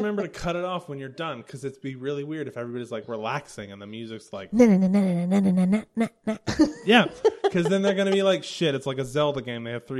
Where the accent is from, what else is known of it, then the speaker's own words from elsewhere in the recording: the South, United States; I'm from the South.